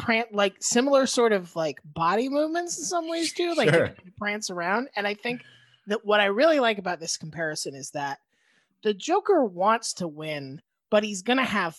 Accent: Gainesville, Florida, United States; I was born in Gainesville.

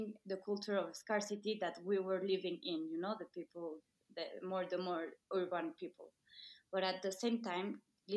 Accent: Mexico City, Mexico; I'm from Mexico City.

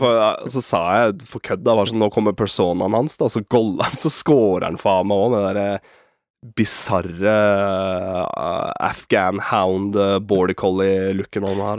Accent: Norway; Som en nordmann

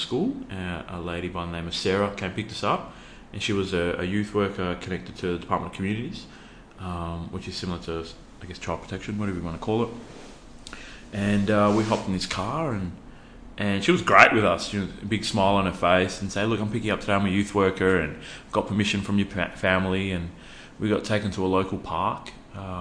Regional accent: Joondalup, Western Australia, Australia; growing up in a suburb called Joondalup

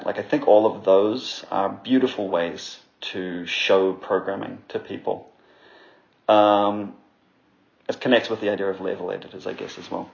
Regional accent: New Zealand; I'm from New Zealand

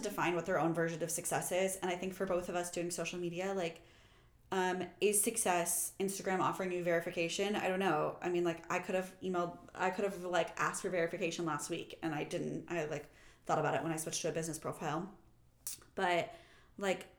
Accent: Kansas City, Missouri, United States; moved away as an adult; also born or lived in New York / Los Angeles; I'm also from Kansas City.

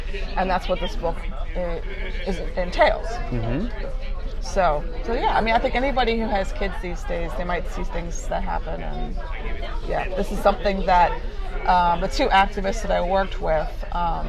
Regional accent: Cleveland, Ohio, United States; now in Havertown, United States; my hometown

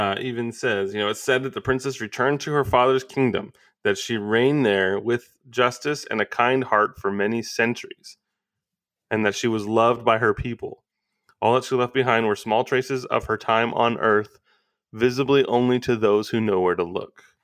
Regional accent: United States; as an American audience

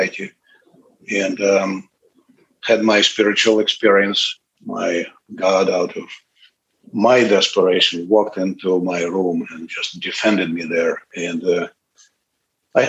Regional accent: Moscow, Russia; English is a second language; moved away as an adult; now in United States; I was born and grew up in Moscow, Russia

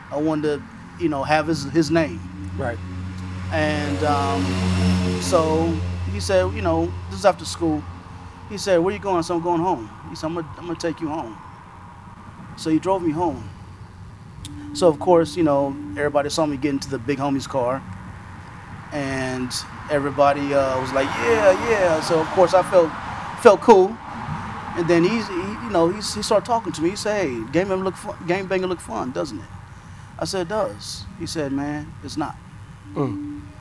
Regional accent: Los Angeles, California, United States; And um, and I grew up in South LA.

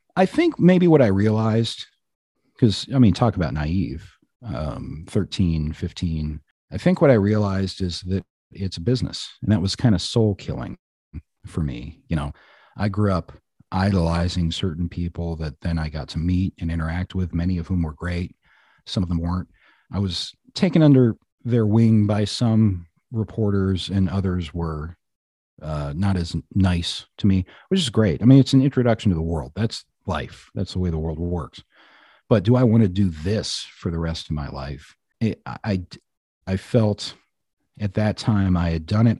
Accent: Black Hawk, Colorado, United States; now in Mower County, Minnesota, United States; I grew up in Blackhawk, Colorado, which is now a booming casino town

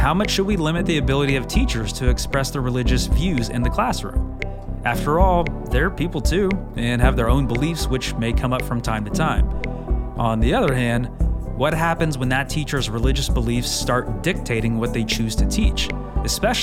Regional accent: the South, United States; I grew up in the South and still kind of live in the South

